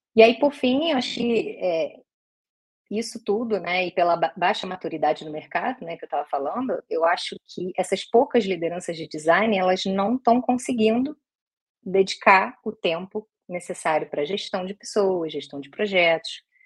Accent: Rio de Janeiro, Brazil; Sou carioca

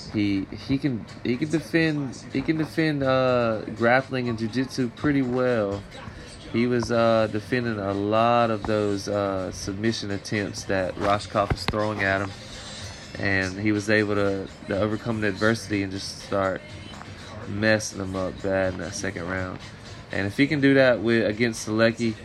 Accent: North Carolina, United States; I'm from North Carolina

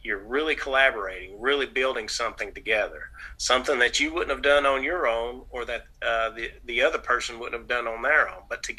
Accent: the South, United States; accent: nasal twang; My nasal's twang. I'm from the South

